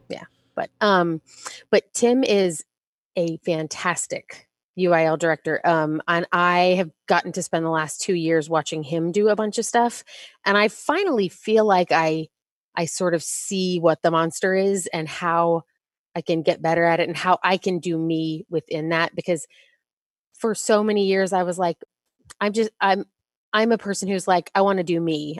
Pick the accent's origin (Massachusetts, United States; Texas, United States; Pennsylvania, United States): Texas, United States; I grew up in Texas